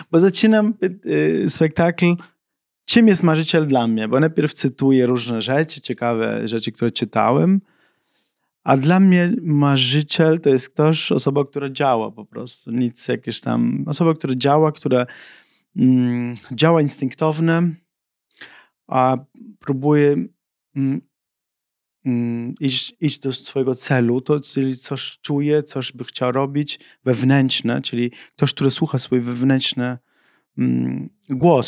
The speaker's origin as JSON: {"language": "Polish", "country": "Germany", "tie": "born or raised there", "also_born_or_lived": "Sicily", "second_language": "Polish", "moved": "yes", "lives_now": "Poland", "said": "my z, z, z tym synem imigrantów wychowaliśmy się w Niemczech."}